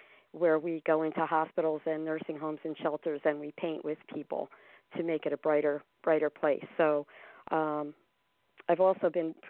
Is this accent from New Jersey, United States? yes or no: yes; Wayne, New Jersey, United States; I was born and raised in Wayne, and I attended all the Wayne public schools